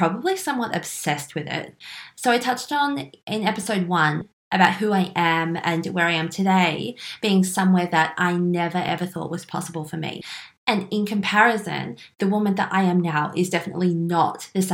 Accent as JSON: {"language": "English", "town": "Melbourne", "region": "Victoria", "country": "Australia", "tie": "born or raised there", "said": "I was born and raised in Melbourne"}